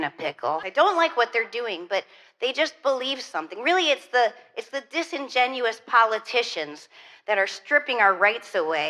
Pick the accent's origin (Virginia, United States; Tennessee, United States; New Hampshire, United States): New Hampshire, United States; I went to church growing up all the time because I grew up in New Hampshire